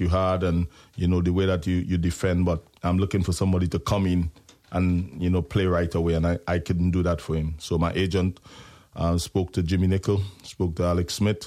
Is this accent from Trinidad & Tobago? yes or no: yes; Trinidad & Tobago; moved away as an adult; I come from Trinidad and Tobago, and basketball is a big thing in the Caribbean and Trinidad for us